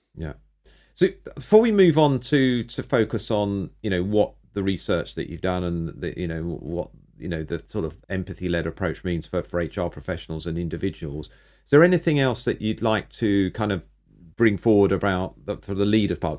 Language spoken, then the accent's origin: English; United Kingdom; I'm male, I'm British